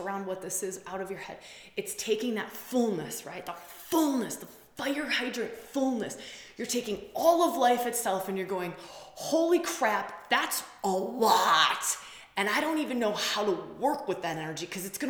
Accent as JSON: {"language": "English", "region": "Wisconsin", "country": "United States", "said": "I'm from Wisconsin, we say bubbler."}